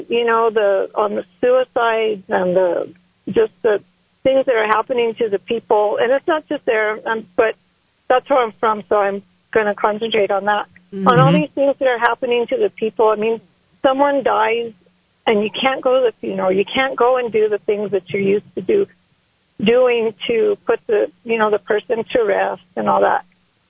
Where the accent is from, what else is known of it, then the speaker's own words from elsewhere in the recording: Laguna Pueblo, New Mexico, United States; now in Albuquerque, United States; I'm from the Pueblo Laguna, and but I live here in Albuquerque.